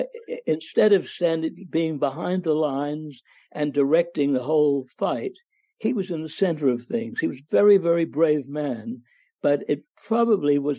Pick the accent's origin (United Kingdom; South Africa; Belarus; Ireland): United Kingdom; England; I grew up in England